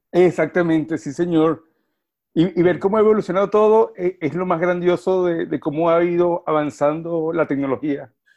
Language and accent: Spanish; Venezuela; moved away as an adult; also born or lived in Argentina; now in Jersey City, United States; Soy venezolano de nacimiento y crianza